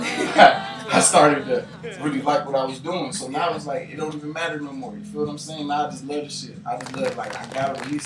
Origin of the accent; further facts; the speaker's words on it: Miami, Florida, United States; also born or lived in Buffalo, New York; now in Atlanta, United States; Originally, I'm from Buffalo, New York, but I was raised in Miami, Florida